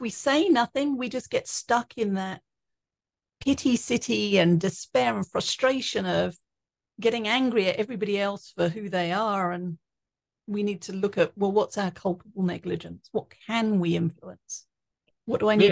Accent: England, United Kingdom; now in Colorado, United States; growing up in England. And I now live in Colorado.

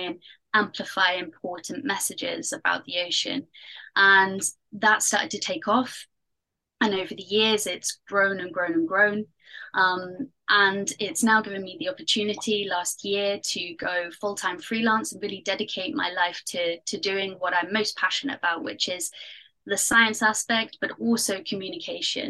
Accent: Pembrokeshire, Wales, United Kingdom; moved away; also born or lived in Canary Islands; I'm from Pembrokeshire in Wales. And so I grew up next to the ocean.

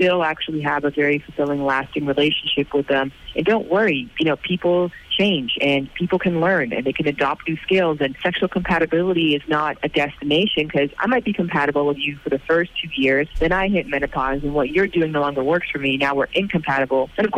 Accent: Ireland; in Ireland, because that would be obviously very important to me that's there, given that it's somewhat my hometown.

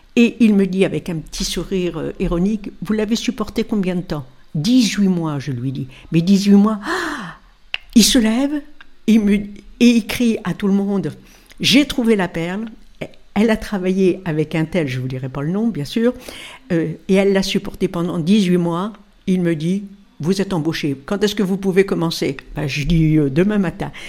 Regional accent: Mondeville, Normandy, France; also born or lived in Caen; Dans le Calvados, dans une petite ville qui s'appelait Mondeville et Giberville

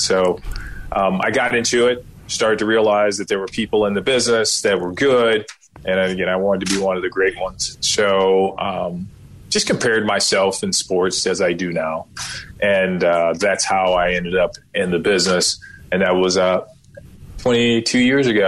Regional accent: Kankakee, Illinois, United States; also born or lived in Starkville, Mississippi; My background is I'm from Kankakee, Illinois.

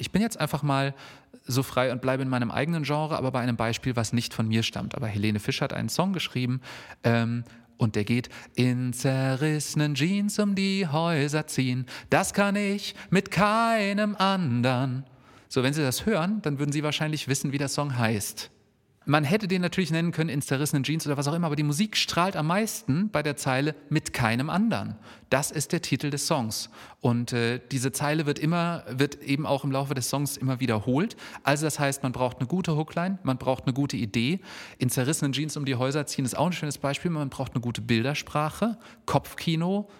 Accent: Hesse, Germany

